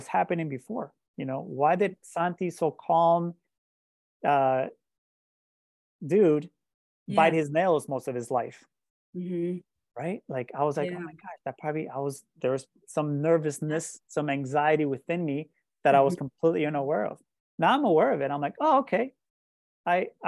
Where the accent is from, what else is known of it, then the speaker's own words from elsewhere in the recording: Colombia; moved away; I also grew up in a very shame and guilt driven environment, growing up in Colombia